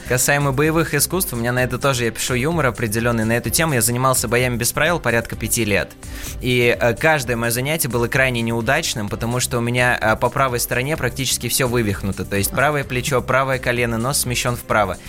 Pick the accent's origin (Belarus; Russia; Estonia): Russia; Penza, Penza Oblast; я вообще родился в городе Пенза, но корни у меня уходят на Кавказ. То есть, у меня родители родом из Дагестана